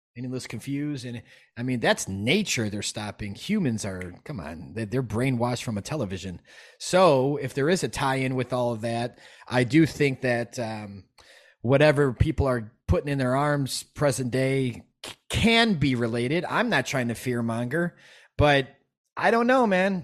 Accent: Chicago, Illinois, United States; I'm from Chicago. I'm a hip hop guy growing up

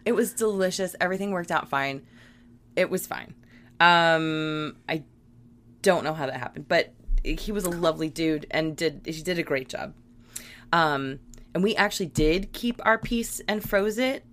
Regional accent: Virginia, United States; I grew up in Virginia

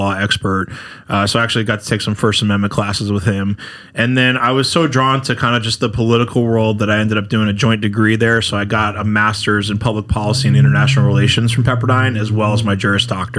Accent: outside of New York City, United States; So I grew up outside of New York City

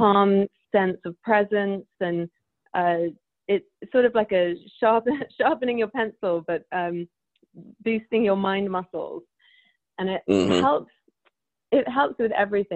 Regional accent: United Kingdom; because I'm British

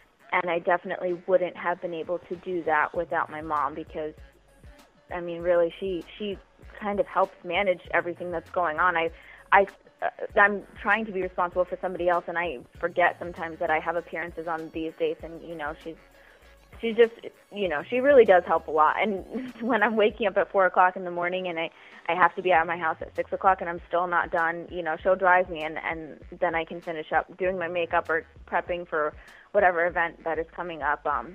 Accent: Missouri, United States; moved away; also born or lived in Chicago / Miami; being from Missouri, we are Kansas City Chiefs fans

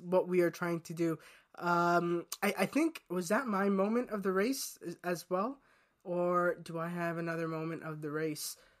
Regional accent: United States; I, as an American

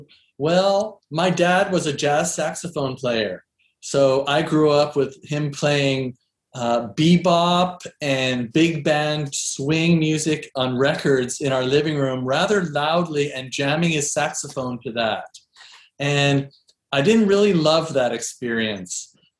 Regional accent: East Coast, United States; also born or lived in Seattle; we were living in Seattle by that time. I grew up in the East Coast.

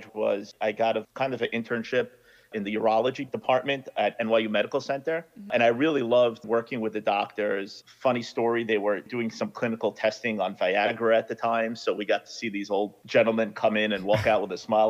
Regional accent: New York, United States; I grew up in Brooklyn

